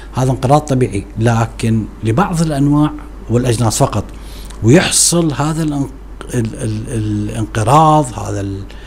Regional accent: Iraq; عندنا في العراق

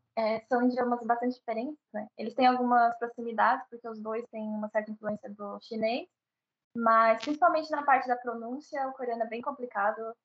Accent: Santo André, São Paulo, Brazil; moved away as an adult; now in Seoul, South Korea; criada em Santo André, que é a região metropolitana de São Paulo

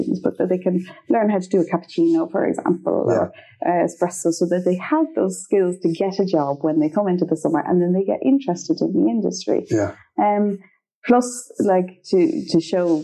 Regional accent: Straffan, Leinster, Ireland; moved away as an adult; now in Sweden; I come from Strathfin and Kildare

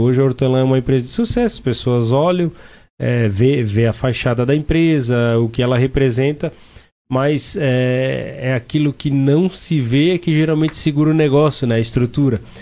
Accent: Timbó, Santa Catarina, Brazil; lá na minha cidade, lá em Timbó

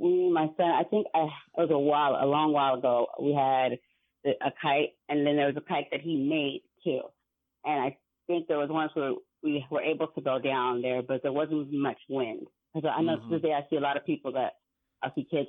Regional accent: San Diego, California, United States; But me growing up in San Diego, like to this day, my favorite place to be is Seaport Village, and that's in downtown San Diego area by the bay.

